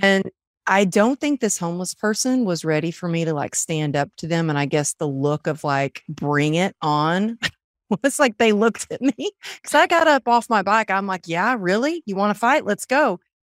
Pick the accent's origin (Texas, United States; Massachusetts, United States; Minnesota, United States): Texas, United States; moved away; also born or lived in California; growing up in Texas